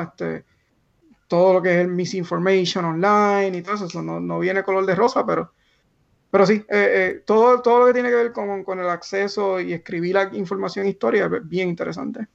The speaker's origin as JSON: {"language": "Spanish", "town": "Barranquitas", "country": "Puerto Rico", "tie": "born or raised there", "also_born_or_lived": "Mayagüez, Puerto Rico / Silicon Valley, United States", "moved": "as an adult", "said": "llegamos todos ahí de Barranquita, de esta familia de bien bajos recursos"}